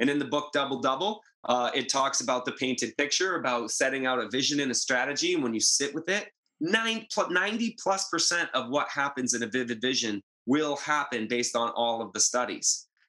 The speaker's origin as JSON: {"language": "English", "region": "Northeast", "country": "United States", "said": "you know, I'm from the Northeast. That's a different vibe than in Southern California."}